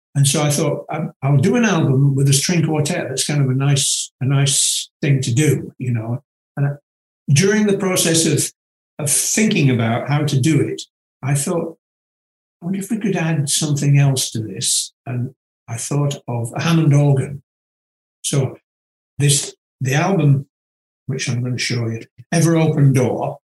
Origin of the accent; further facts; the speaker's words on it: near Manchester, North West England, United Kingdom; moved away; also born or lived in California; to study in Manchester, of all places, which is quite near to my hometown